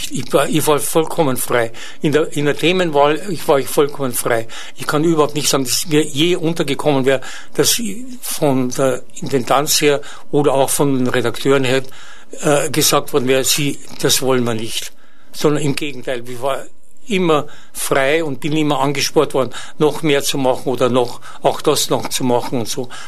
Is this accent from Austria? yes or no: yes; Ybbs, Lower Austria, Austria; in Österreich, in, in meiner Heimat, in Ips